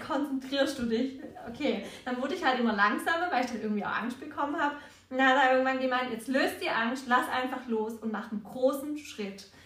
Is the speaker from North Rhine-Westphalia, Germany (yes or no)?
no; Heilbronn region, Baden-Württemberg, Germany; wir kommen aus Heilbronner Region